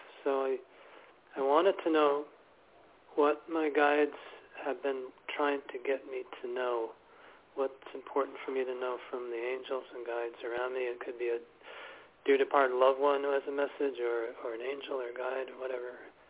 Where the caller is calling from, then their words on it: New York City, New York, United States; from New York City.